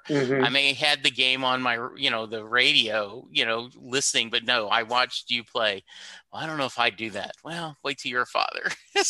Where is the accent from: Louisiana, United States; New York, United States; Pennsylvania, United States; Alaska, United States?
Louisiana, United States; moved away; I moved to Dallas in 86. I grew up in Louisiana. So, you know, going to Dallas in 86, you know, my first big city.